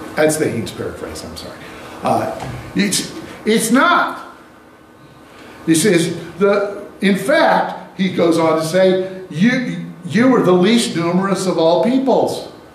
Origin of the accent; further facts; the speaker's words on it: United States; We, we are North Americans, U.S. Americans, we're highly individualistic.